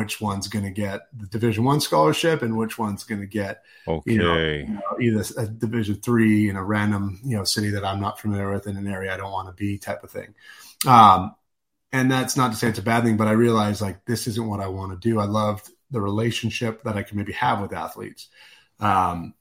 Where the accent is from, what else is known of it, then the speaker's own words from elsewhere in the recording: Vancouver, British Columbia, Canada; moved away; I'm a Canuck, so I grew up in Vancouver, Canada